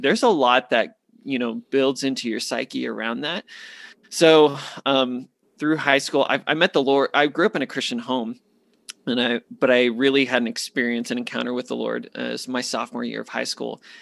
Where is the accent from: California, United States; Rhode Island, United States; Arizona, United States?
Arizona, United States; Phoenix; moved away as an adult; born and raised in Phoenix, eighteen years with the same people